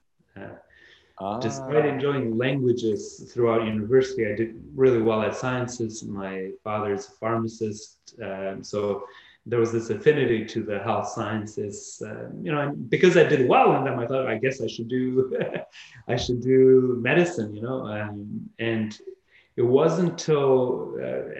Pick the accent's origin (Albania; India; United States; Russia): Albania; now in Canada; I was born right by the border with Greece in Albania